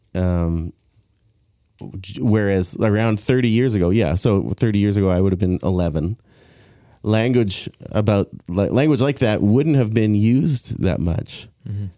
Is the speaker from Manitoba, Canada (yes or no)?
no; Abbotsford, British Columbia, Canada; I grew up here in Abbotsford, South Abbotsford Church